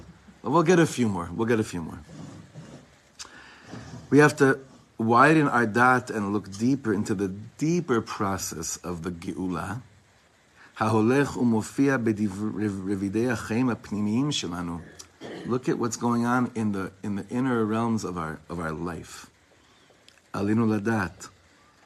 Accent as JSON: {"language": "English", "town": "Ra'anana", "region": "Central District", "country": "Israel", "tie": "born or raised there", "said": "I grew up in Ra'anana"}